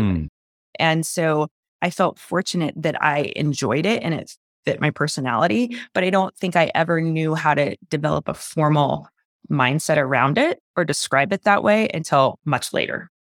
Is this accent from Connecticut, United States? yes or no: no; Phoenix, Arizona, United States; moved away as an adult; also born or lived in Clemson, South Carolina / Stanford, California; now in Park City, United States; I was born and raised in Phoenix, Arizona